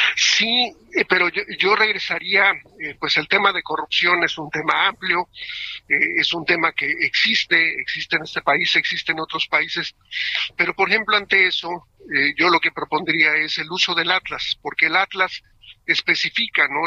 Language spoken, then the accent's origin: Spanish; Mexico; como mexicanos